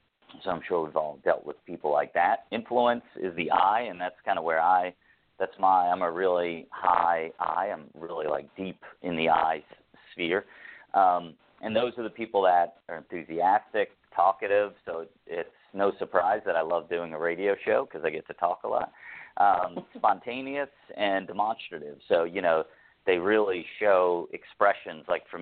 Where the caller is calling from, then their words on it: Toronto, Ontario, Canada; I'm calling in from Toronto, Canada.